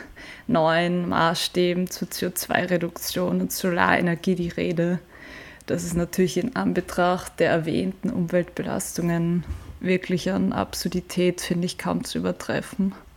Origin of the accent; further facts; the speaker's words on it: Vienna, Austria; ich habe ursprünglich mit meinem Papa und meinem Bruder und irgendwie allen möglichen Freundinnen als Kind im Prater und in Wiener Parks begonnen, Fußball zu spielen